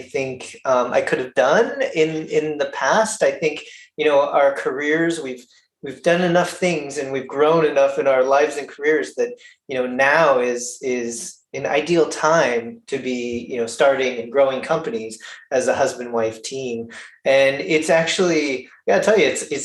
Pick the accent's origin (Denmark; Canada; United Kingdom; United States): United States; Poway, California; I actually grew up in Poway. And so I'm a Powegian